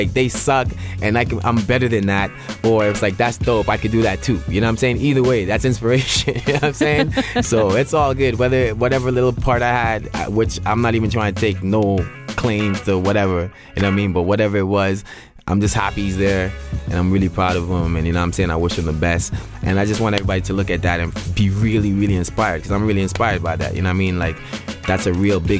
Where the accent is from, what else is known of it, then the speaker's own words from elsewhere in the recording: Canada; as Canadian, and then as a Canadian artist